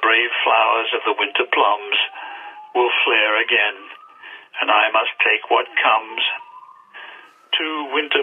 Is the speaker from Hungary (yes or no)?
no; Australia; now in England; Australia, which of course is where I came from originally.